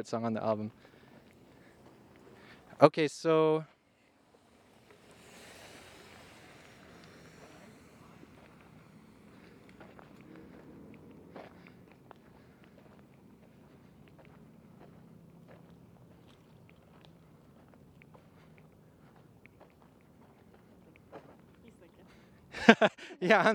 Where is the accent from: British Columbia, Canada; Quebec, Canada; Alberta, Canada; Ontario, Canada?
Alberta, Canada; Edmonton; I was from Edmonton.